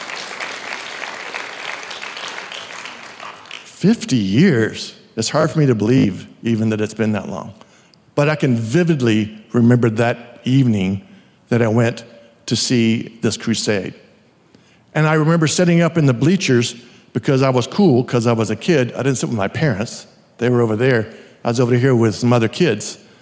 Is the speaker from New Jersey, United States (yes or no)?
no; Hamilton, Texas, United States; my hometown of Hamilton, Texas